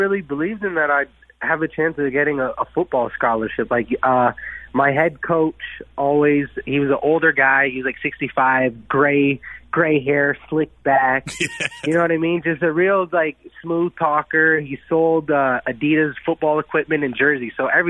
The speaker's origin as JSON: {"language": "English", "town": "Windsor", "region": "Ontario", "country": "Canada", "tie": "born or raised there", "said": "I grew up in Windsor, Ontario"}